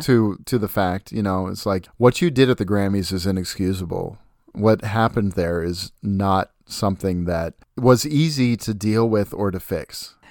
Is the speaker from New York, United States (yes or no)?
no; Puyallup, Washington, United States; Puyallup, Washington is my hometown